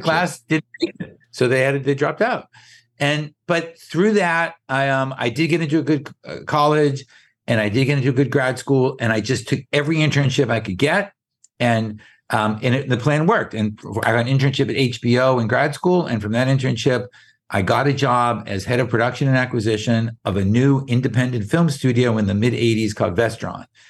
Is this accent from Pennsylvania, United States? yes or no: no; Boston, Massachusetts, United States; moved away; We grew up in Boston